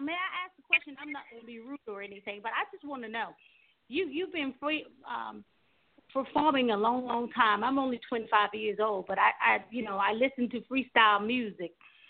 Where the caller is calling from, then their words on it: Miramar, Florida, United States; I'm calling from Miramar.